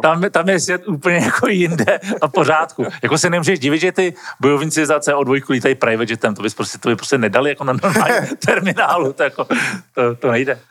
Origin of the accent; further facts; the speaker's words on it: Czechia; my Češi